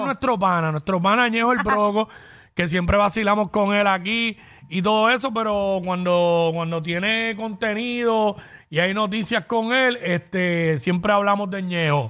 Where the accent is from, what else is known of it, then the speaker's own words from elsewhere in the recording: Cabo Rojo, Puerto Rico; mi pueblo allá en Cabo Rojo